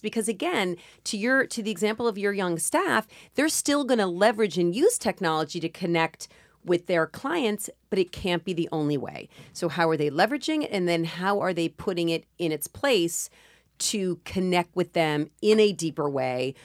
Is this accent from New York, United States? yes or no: yes; New York, United States; I'm a New Yorker